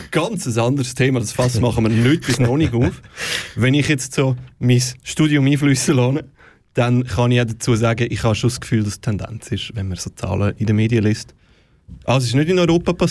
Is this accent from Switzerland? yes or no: yes; Switzerland; ich als patriotischer Schweizer